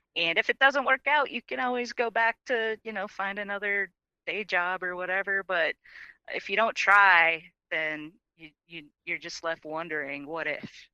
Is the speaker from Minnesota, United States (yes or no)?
yes; Minnesota, United States; I grew up in Minnesota